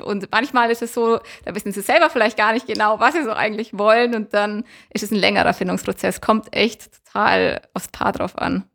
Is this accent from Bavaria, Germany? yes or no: yes; Allgäu, Bavaria, Germany; wir sind Allgäuer